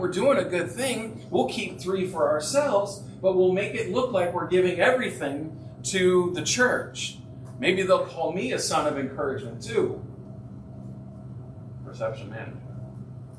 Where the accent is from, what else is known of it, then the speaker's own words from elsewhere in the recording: Ohio, United States; I'm from Ohio.